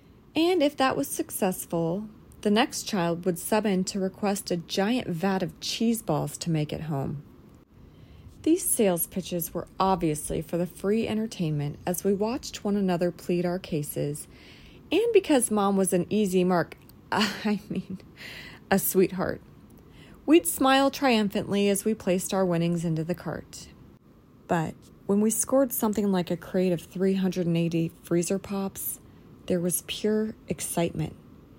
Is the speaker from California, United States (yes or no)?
yes; California, United States; When we were growing up in California, we lived in a sleepy desert town about an hour and a half away from any real civilized society.